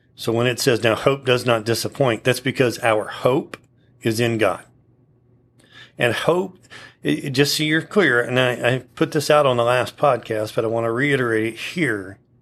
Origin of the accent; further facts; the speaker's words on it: United States; being an American and having lived here my whole life